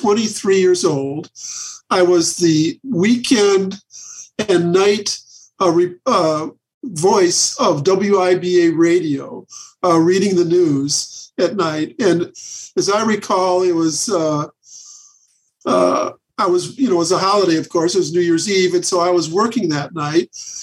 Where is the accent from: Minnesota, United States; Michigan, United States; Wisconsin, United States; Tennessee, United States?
Wisconsin, United States; I grew up in Wisconsin.